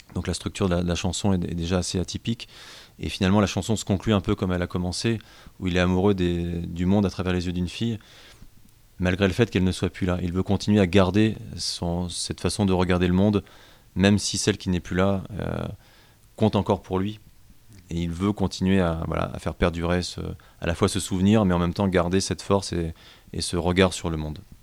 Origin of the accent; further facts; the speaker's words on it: Rouen, Normandy, France; je suis originaire de Rouen